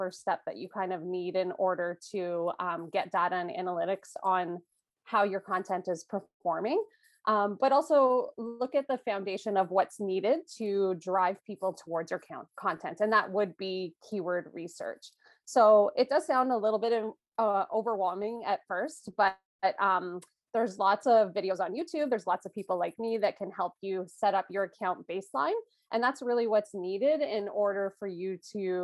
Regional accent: Canada; also born or lived in Toronto, Canada; I am Canadian, so I'm up in Toronto, Canada

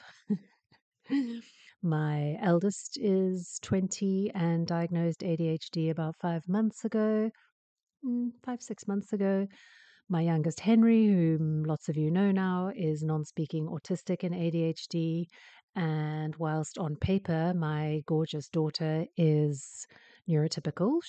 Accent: South Africa

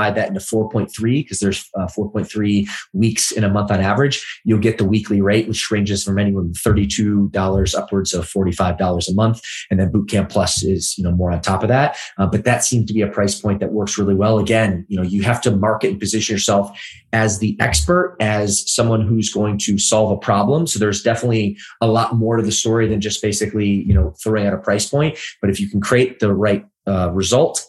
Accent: Midwest, United States; moved away as an adult; also born or lived in Los Angeles; I grew up in the Midwest, great place, amazing people, but not necessarily the fitness capital of the world

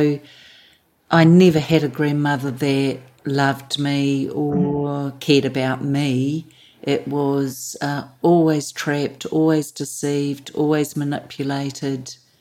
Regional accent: Auckland, New Zealand; born and bred Kiwi in New Zealand, so Auckland, New Zealand.

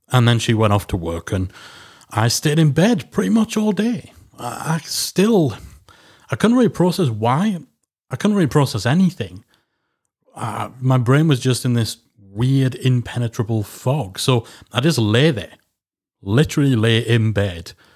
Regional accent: Geordie, North East England, United Kingdom; I'm a northerner. I'm a Geordie.

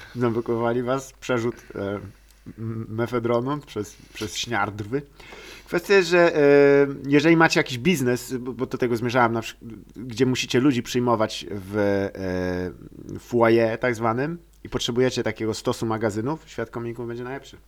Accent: Lower Silesian Voivodeship, Poland; Dolnośląskie, skąd pochodzę

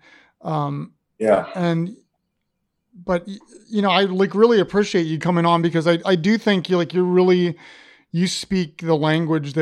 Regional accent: Upper Arlington, Ohio, United States; I grew up in Upper Arlington, which is right around the corner

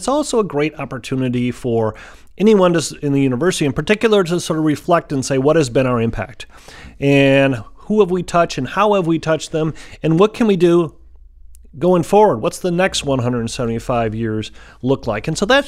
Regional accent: Fitchburg, Wisconsin, United States; So I grew up in Fitchburg, not too south, just south of Madison, on a dairy farm, like a lot of folks did.

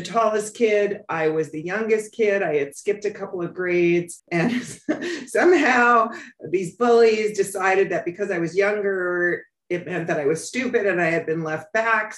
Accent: New York City, New York, United States; I grew up on the Upper West Side, what was considered Spanish Harlem at the time

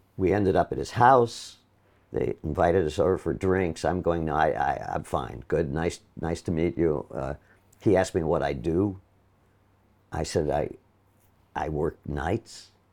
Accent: Milwaukee, Wisconsin, United States; moved away; I'm from Milwaukee

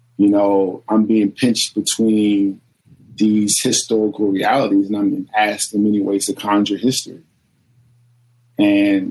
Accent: Virginia, United States; I'm from Virginia

